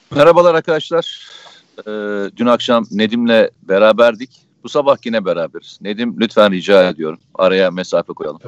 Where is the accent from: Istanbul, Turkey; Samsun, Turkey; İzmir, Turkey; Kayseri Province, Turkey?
Samsun, Turkey; Samsun'dan hemşerim